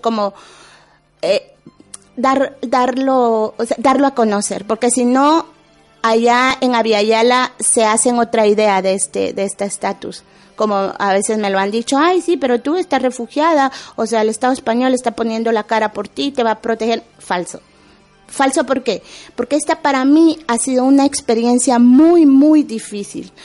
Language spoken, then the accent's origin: Spanish; Guatemala; moved away as an adult; also born or lived in Basque Country, Spain; now in Spain; salí huyendo de mi pueblo